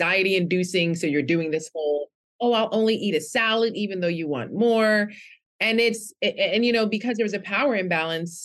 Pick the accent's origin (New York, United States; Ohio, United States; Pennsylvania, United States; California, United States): New York, United States; New York City; I'm from Brooklyn in New York